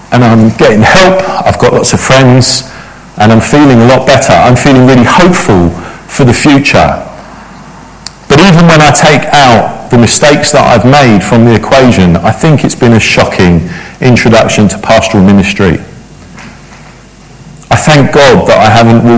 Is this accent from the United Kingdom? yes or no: yes; London, United Kingdom; I grew up in Battersea